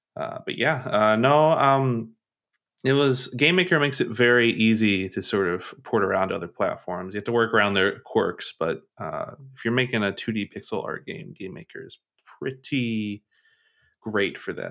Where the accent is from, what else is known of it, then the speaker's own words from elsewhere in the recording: Kentucky, United States; I'm from Kentucky, so, uh, e, even though I don't have, like, a huge accent